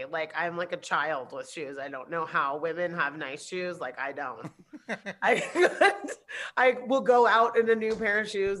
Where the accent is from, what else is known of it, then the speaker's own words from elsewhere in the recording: Santa Barbara, California, United States; born there; also born or lived in Germany / Anguilla; I was born in Santa Barbara and pretty quickly moved to Europe when I was little. Like, I spent my formative years in Germany and Anguilla until I was like 5 or 6.